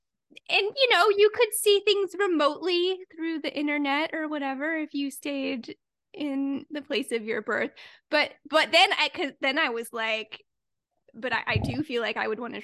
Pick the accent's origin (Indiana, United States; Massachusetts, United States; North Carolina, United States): North Carolina, United States; Durham; born there; I was born in Durham, North Carolina, a fact of which I am prouder about than I should be, but I've spent very little time there